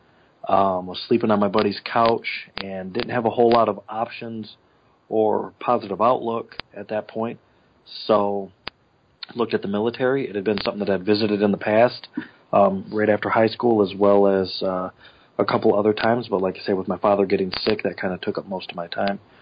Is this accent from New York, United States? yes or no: no; Flint, Michigan, United States; also born or lived in Montrose, Michigan; I'm originally from Flint, Michigan. Went to school there